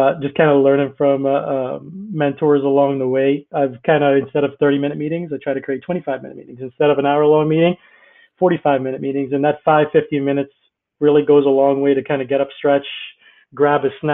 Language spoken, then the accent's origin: English; Bahamas; moved away as an adult; also born or lived in Tampa, Florida; I grew up in the Bahamas. Well, my parents were Greek, and they migrated to the Bahamas